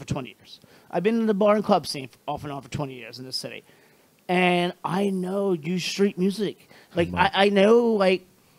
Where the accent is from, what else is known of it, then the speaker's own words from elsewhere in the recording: Rehoboth Beach, Delaware, United States; also born or lived in New Orleans; now in Washington, D.C., United States; I'm from Rehoboth area.